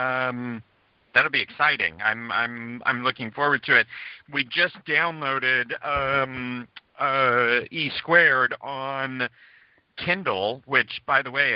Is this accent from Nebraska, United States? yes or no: yes; Nebraska, United States; me being from Nebraska